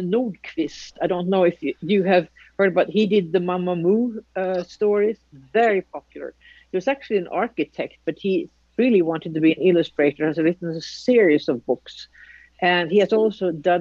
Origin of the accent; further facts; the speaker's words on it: Sweden; moved away; When I grew up in Sweden